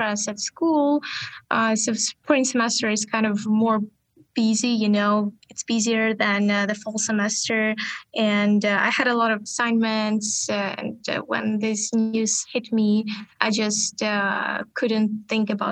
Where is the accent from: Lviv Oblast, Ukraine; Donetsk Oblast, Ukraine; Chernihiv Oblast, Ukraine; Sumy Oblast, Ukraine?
Chernihiv Oblast, Ukraine; born or raised there; moved away as an adult; now in United States